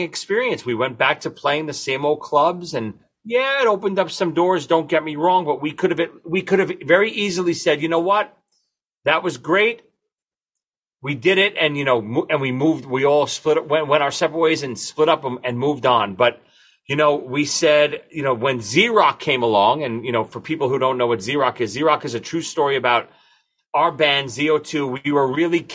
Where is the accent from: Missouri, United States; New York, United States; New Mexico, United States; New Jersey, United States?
New York, United States; New York City; we're three morons from Brooklyn